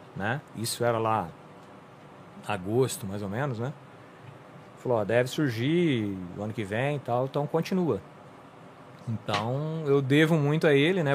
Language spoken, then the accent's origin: Portuguese; São Joaquim da Barra, São Paulo, Brazil; nasci aqui em São Joaquim da Barra